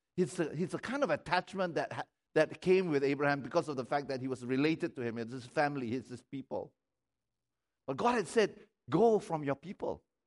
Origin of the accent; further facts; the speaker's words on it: Malaysia; I don't primarily i- identify myself as a Malaysian